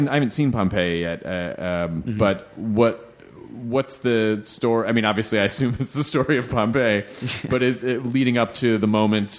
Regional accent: United States; I've always as an American, being able to go over and seeing like really, really, really old things

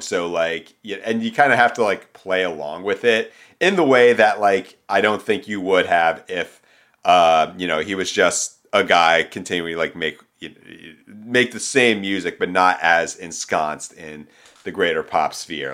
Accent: Philadelphia, Pennsylvania, United States; moved away as an adult; now in Los Angeles, United States; being home in, back in suburban Philadelphia

